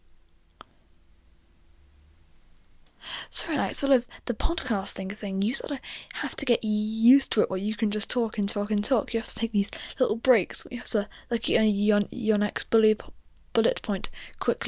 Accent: United Kingdom; I'm British

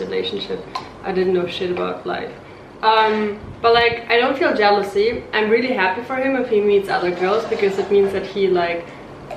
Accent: Germany; moved away as an adult; also born or lived in Ukraine; I was born in Ukraine. I came to Germany when I was 6 and I grew up there

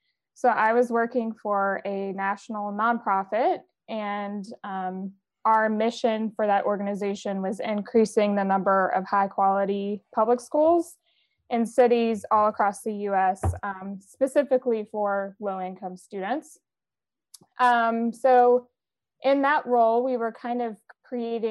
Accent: Tennessee, United States; now in Boston, United States; Currently based in Boston, Massachusetts, but I was born and raised in Tennessee, a somewhat rural area, foothills of Appalachia

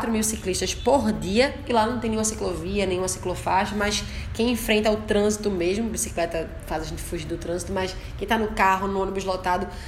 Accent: Recife, Pernambuco, Brazil; eu nasci na Avenida Caxangá. Nasci na maternidade Barão de Lucena e foi lá na Caxangá, não no bairro, mas ali nas proximidades da avenida, no bairro do Zumbi

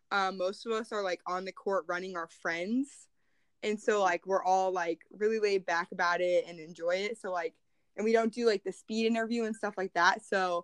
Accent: Muscatine County, Iowa, United States; from Muscatine County.

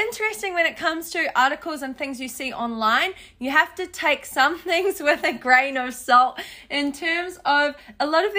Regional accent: New Zealand; I'm from New Zealand, I'm half Thai

